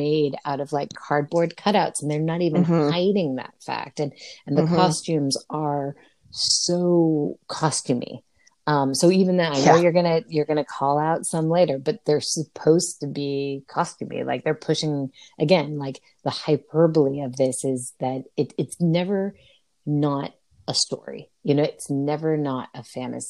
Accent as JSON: {"language": "English", "region": "New Jersey", "country": "United States", "said": "I'm from New Jersey."}